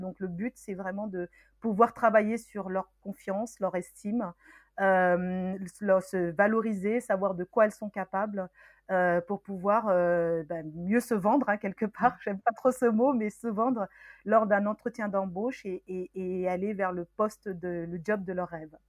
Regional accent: Meaux, Île-de-France, France; born or raised there; also born or lived in Senegal

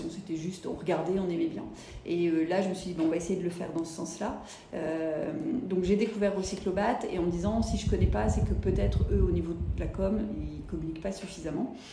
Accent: Lille, Hauts-de-France, France; also born or lived in United States; now in Toulouse, France; je suis toulousaine depuis 9 ans, j'ai vécu 15 ans aux États-Unis et avant, euh, on va dire que je suis plutôt de la région de Lille.

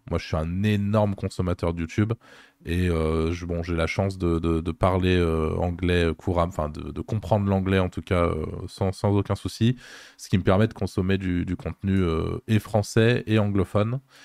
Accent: Lyon, Auvergne-Rhône-Alpes, France; je suis lyonnais

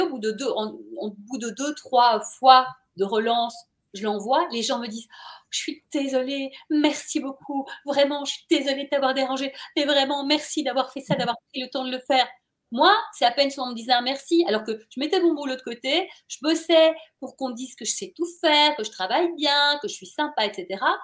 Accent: Brussels, Brussels-Capital Region, Belgium; moved away as an adult; also born or lived in Paris; j'ai grandi à Bruxelles

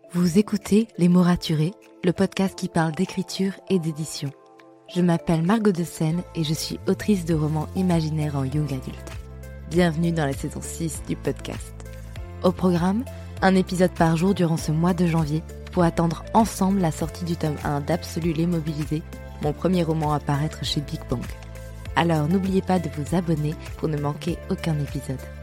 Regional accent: France; je suis française, mais au-delà de ça, je suis européenne

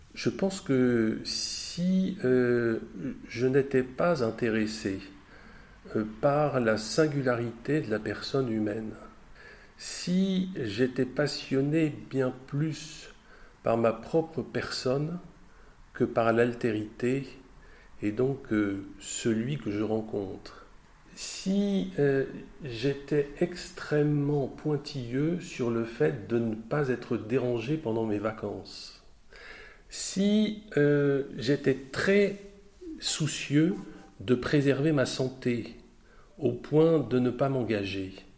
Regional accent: Brittany, France; mon compatriote breton, puisque je suis breton

